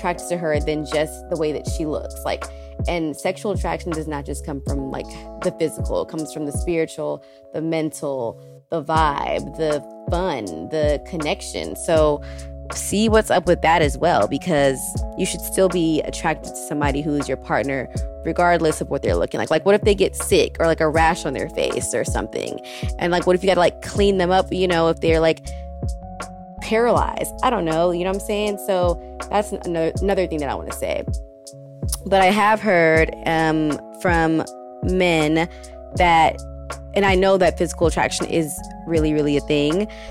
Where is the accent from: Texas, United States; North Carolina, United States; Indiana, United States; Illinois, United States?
Texas, United States; moved away as an adult; now in Brooklyn, United States; when I was growing up, I'm from Texas, and I live in Brooklyn. I've been in Brooklyn since 2017